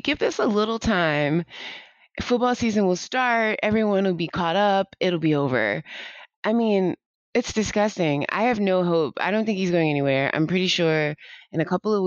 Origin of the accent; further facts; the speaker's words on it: Ohio, United States; Well, I grew up in Ohio. I'm a super proud Ohioan.